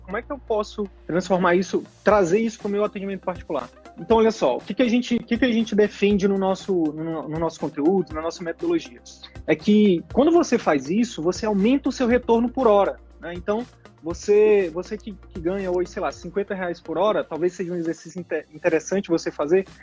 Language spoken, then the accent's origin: Portuguese; Manaus, Amazonas, Brazil; a gente é de Manaus